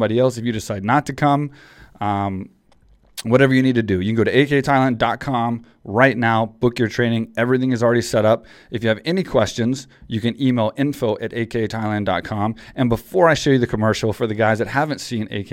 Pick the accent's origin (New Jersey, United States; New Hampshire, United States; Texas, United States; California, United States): Texas, United States; small town; I came from Texas, small town Texas boy